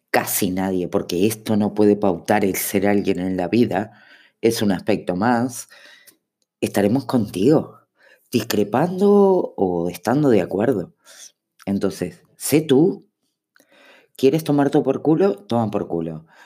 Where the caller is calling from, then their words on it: Uruguay; Hola araña … de Uruguay, ¿cómo andas?